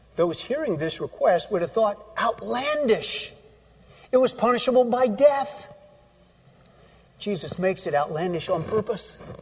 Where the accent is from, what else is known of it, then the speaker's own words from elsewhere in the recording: Iowa, United States; I grew up in Iowa